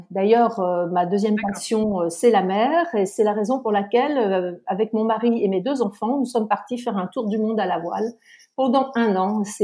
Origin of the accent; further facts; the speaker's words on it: Lorient, Brittany, France; j'ai 58 ans, je suis originaire de Bretagne, je suis exactement euh, lorientaise.